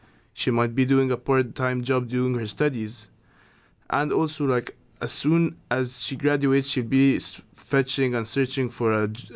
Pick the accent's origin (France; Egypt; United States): Egypt; moved away as an adult; now in Manchester, United Kingdom; I was born and raised throughout my 19 years in Egypt